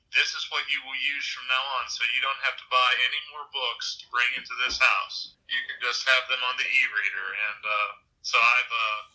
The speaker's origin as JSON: {"language": "English", "region": "Illinois", "country": "United States", "tie": "born or raised there", "also_born_or_lived": "Nashville, Tennessee / Kentucky", "lives_now": "South Carolina, United States", "said": "Well, I spent my teenage years in the St. Louis area. I was born in Nashville, and being a preacher's kid, I lived in Nashville and Kentucky, and then in Illinois, right next to St. Louis"}